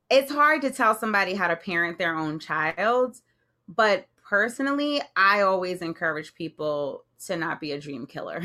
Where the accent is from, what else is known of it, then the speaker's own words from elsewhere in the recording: Jersey City, New Jersey, United States; I grew up in Jersey City, which is right across from Manhattan